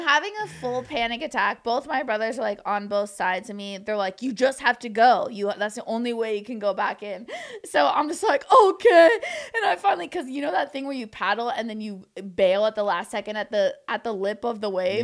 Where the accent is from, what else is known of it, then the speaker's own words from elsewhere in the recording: Orange County, California, United States; also born or lived in New York; now in Los Angeles, United States; I grew up in Orange County, which, like, an hour and a half away from here